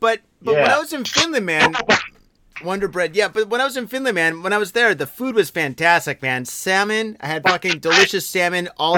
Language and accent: English; Detroit, Michigan, United States; moved away; I'm from Detroit. I'm from Michigan.